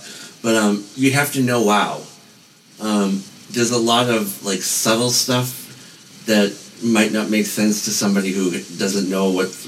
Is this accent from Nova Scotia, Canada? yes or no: yes; Nova Scotia, Canada; I'm Nova Scotian Canadian.